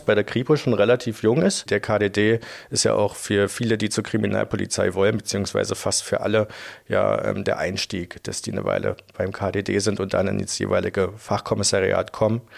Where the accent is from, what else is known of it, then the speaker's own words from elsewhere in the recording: Frankfurt, Brandenburg, Germany; moved away as an adult; now in Dresden, Germany; Ich komme ursprünglich aus Frankfurt-Oder in Brandenburg